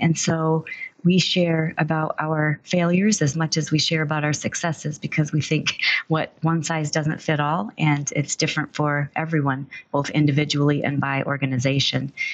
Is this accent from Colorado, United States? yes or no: no; Michigan, United States; also born or lived in Texas; was born and raised in Michigan with a short stint in Texas as well.